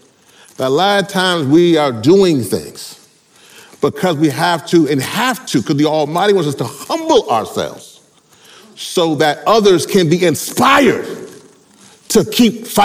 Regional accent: Louisiana, United States; I'm from Louisiana, my parents are all from Trinidad

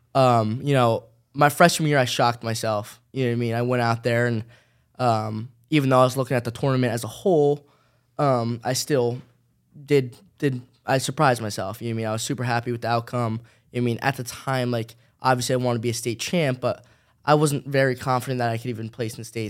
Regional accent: New Jersey, United States; I'm staying in my hometown

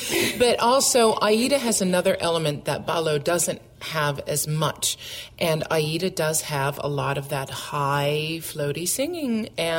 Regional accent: United States; now in Canada; living in Canada, being an American

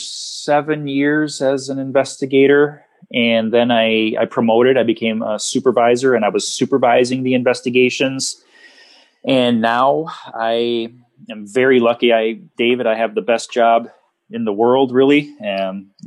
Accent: Wisconsin, United States; I was from Wisconsin

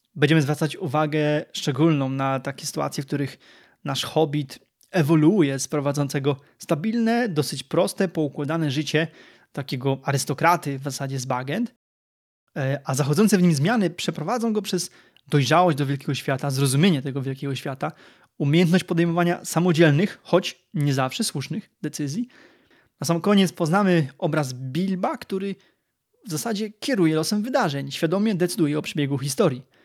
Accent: Lower Silesian Voivodeship, Poland; jestem ślązakiem, ale z Dolnego Śląska

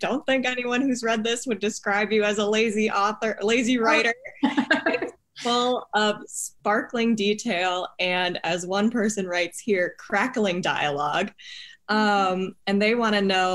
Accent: Minnesota, United States; in Minnesota, we have Minnesota nice

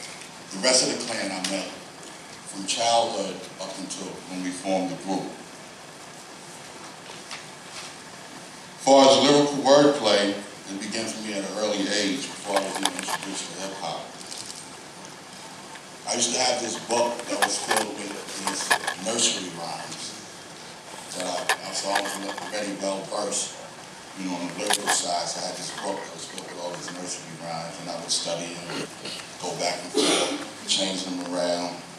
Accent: New York City, New York, United States; also born or lived in Brooklyn / Bronx / Queens / Staten Island; I hail from Staten Island. We call that Shaolin Wu-Tang. But some of y'all may not know I'm a Brooklynite. You know, born in Brooklyn. But by the time I moved to Staten Island or Shaolin at the age of 10, I had already lived in the Bronx, Crown Heights, Jamaica, Queens, Bushwick

